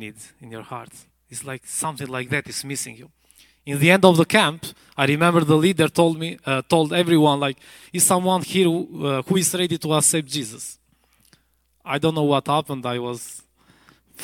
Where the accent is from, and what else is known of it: Albania; English is a second language